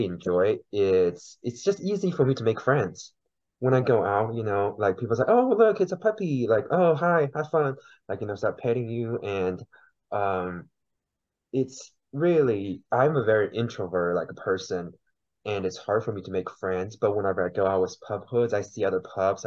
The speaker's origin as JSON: {"language": "English", "country": "China", "tie": "born or raised there", "first_language": "Mandarin", "second_language": "English", "moved": "yes", "lives_now": "Oklahoma City, United States", "said": "so I was born and raised in China originally. I came to the United States about 10 years ago"}